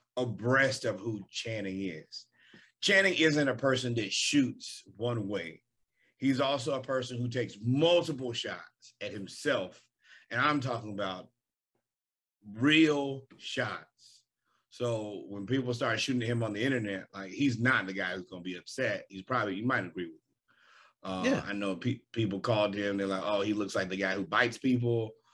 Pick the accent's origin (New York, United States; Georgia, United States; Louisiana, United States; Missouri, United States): Georgia, United States; And I'm from Georgia.